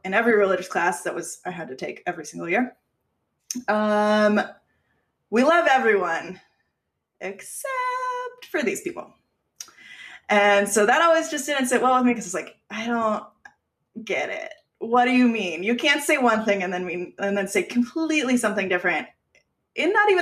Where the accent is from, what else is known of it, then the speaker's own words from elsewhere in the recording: Aliso Viejo, California, United States; Southern Orange County, Aliso Viejo, which is where I grew up